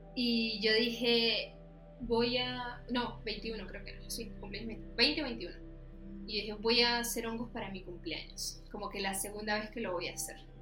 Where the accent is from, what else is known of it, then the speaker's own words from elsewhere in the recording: Venezuela; moved away as an adult; now in Chile; yo vivía en Venezuela. O sea, yo soy de Venezuela. Mi papá es chileno, pero él se fue para allá